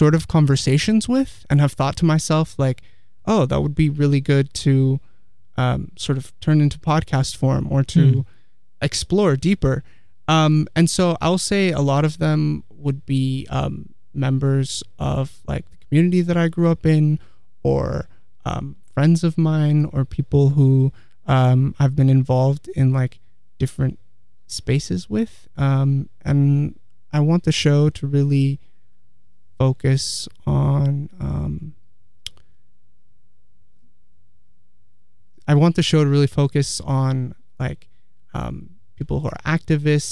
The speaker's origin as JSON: {"language": "English", "town": "Palo Alto", "region": "California", "country": "United States", "tie": "born or raised there", "also_born_or_lived": "Santa Cruz", "said": "I grew up in Palo Alto, and I lived here for most of my life"}